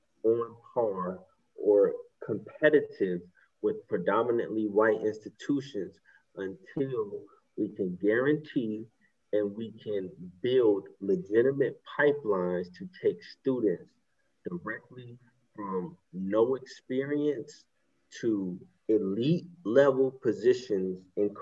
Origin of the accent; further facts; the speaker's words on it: Southampton, New York, United States; I'm a Native American. I'm 50% Native American. I'm Shinnecock Indian, with my tribe is in Southampton, New York. My reservation is in Southampton, New York. That's where my family is.